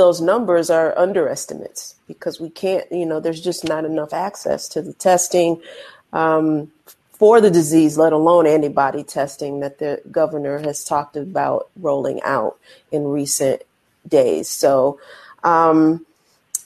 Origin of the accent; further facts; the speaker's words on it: Chicago, Illinois, United States; now in New York City, United States; I'm from Chicago originally